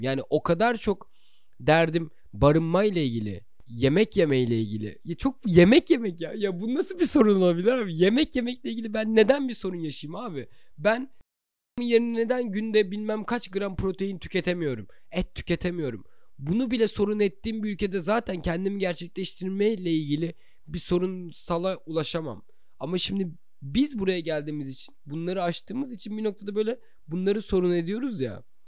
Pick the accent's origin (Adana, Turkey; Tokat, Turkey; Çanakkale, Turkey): Çanakkale, Turkey; moved away as an adult; also born or lived in Istanbul; now in Canada; ben Çanakkale'liyim